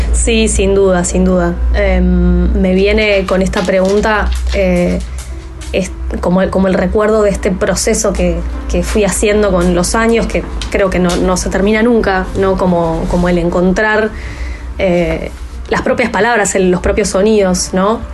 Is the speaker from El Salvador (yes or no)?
no; Buenos Aires, Argentina; yo nací en Almagro, tengo el empedrado acá, los adoquines de, Almagro eh, tatuados en, el cuerpo